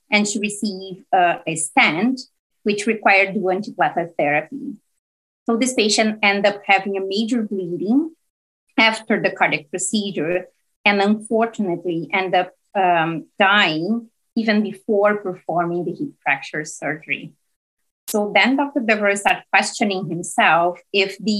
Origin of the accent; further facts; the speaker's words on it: Brazil; moved away as an adult; now in Hamilton, Canada; I'm originally from Brazil. And I did all my training there in medicine and general internal medicine.